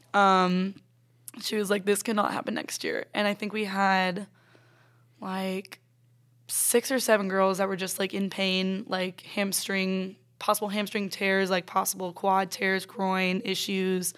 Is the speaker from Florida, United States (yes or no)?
yes; Ponte Vedra Beach, Florida, United States; moved away as an adult; also born or lived in Reading, Pennsylvania; now in Anderson, United States; I was four, literally turning five, we moved to Pontevedra Beach, Florida